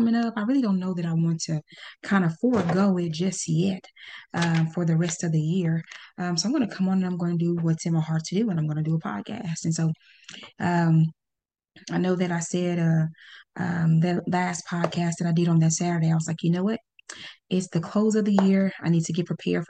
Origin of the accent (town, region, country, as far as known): Pine Bluff, Arkansas, United States; born or raised there